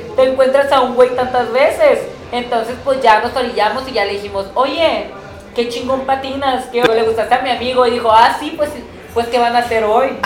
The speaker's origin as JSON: {"language": "Spanish", "town": "Tijuana", "region": "Baja California", "country": "Mexico", "said": "yo porque soy de Tijuana"}